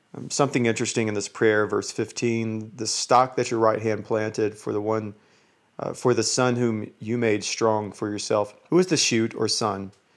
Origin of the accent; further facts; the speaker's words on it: Georgia, United States; moved away as an adult; now in Utah, United States; I live in Utah, but I'm from Georgia